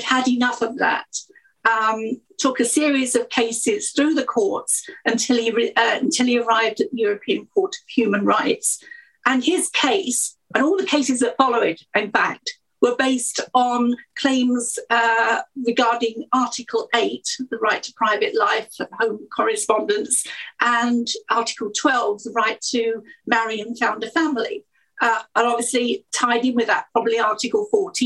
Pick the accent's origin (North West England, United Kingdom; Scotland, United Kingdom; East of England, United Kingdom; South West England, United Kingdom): East of England, United Kingdom; Essex; I was born in Essex, about 5-10 miles outside of London